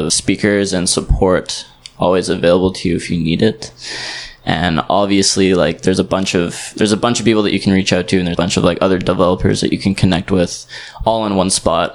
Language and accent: English; Canada; moved away as an adult; also born or lived in Southeast Asia; I'm actually coming from Canada, but I've been living in Southeast Asia for around a year now